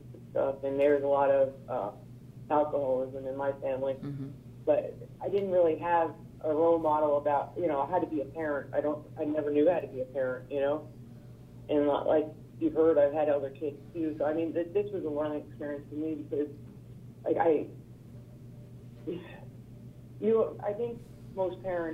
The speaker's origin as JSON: {"language": "English", "region": "New York", "country": "United States", "moved": "as an adult", "lives_now": "Missouri, United States", "said": "I moved to Missouri, I'd say a couple of years, maybe 2 or 3 years before all this happened. So I come from New York."}